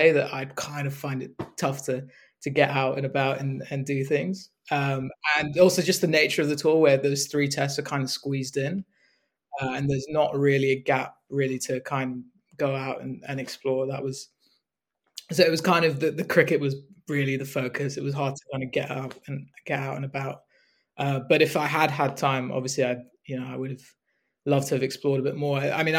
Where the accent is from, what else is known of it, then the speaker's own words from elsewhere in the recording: United Kingdom; So you know, I'm a British Asian, and naturally, growing up, when I was following cricket in the UK